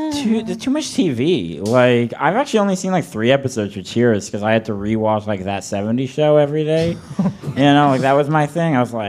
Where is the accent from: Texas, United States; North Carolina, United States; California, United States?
California, United States; San Francisco; now in Portland, United States; Born in San Francisco, California.